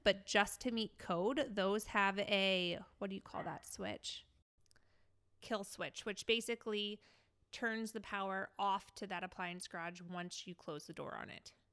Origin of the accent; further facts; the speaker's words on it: St. Louis, Missouri, United States; moved away; my hometown in Saint Louis